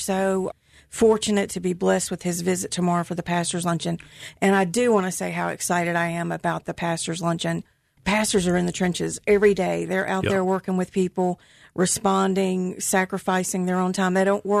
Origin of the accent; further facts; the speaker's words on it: Vicksburg, Mississippi, United States; also born or lived in Jackson, Mississippi / Hattiesburg, Mississippi; I was born in Jackson, grew up in Vicksburg, went to college at USM in Hattiesburg, so I love Mississippi.